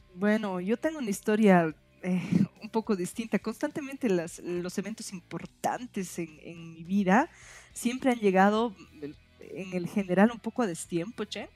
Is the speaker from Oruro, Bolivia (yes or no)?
yes; Oruro, Bolivia; moved away as an adult; also born or lived in Potosí; now in La Paz, Bolivia; Yo he vivido en Oruro eh, toda mi época del colegio. Desde que estoy entre en prekinder kinder hasta que salgo bachiller, he estado en el mismo colegio, he vivido en la mm. misma ciudad